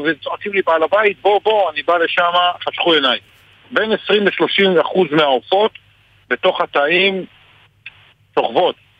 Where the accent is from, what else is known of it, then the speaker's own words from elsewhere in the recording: Margaliot, Northern District, Israel; אני בן 55, גדלתי, נולדתי במרגליות